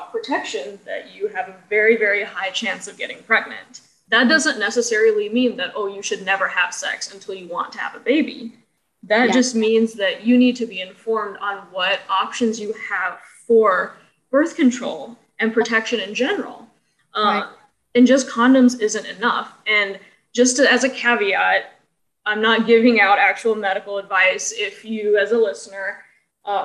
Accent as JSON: {"language": "English", "region": "Central Illinois", "country": "United States", "tie": "born or raised there", "said": "growing up in a predominantly Caucasian environment, I'm from Central Illinois"}